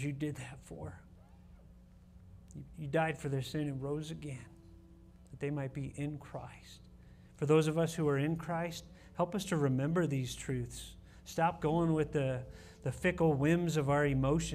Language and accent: English; Ohio, United States; moved away as an adult; Carolyn and I grew up with Bob in Ohio in the college group at church